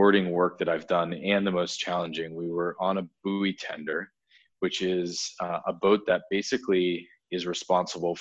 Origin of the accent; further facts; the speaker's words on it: Massachusetts, United States; I grew up in Massachusetts, and I was in, I lived in a very rural blue collar town